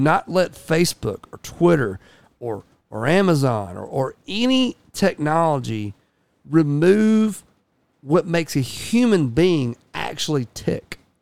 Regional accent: United States; I'm also an American

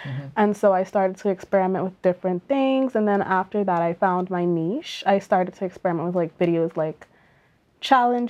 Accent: Bahamas; now in Canada; Growing up in the Bahamas, I really spent a lot of time indoors

